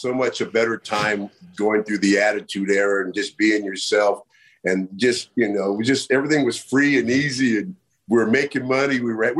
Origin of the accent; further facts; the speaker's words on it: Bay Area, California, United States; I'm from the Bay Area, you know, man.